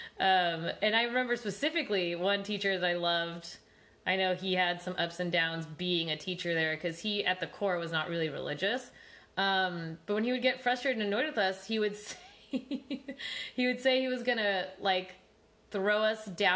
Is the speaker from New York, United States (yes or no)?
no; California, United States; Growing up in California, especially for me, like I said, I went to public school.